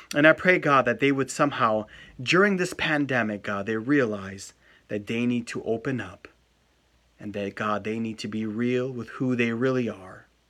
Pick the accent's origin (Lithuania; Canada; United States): United States; I'm an American too